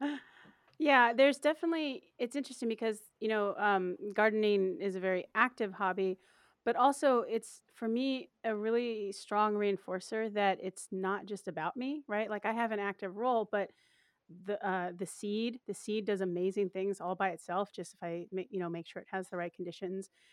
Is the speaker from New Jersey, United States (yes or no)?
no; Portland, Oregon, United States; It's in my hometown